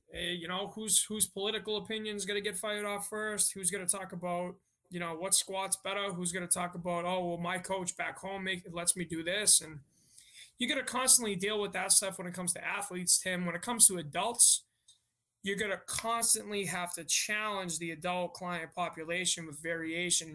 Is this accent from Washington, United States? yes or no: no; Malden, Massachusetts, United States; moved away as an adult; now in Grand Forks, United States; I am from Malden, Massachusetts, and I currently live in Grand Forks, North Dakota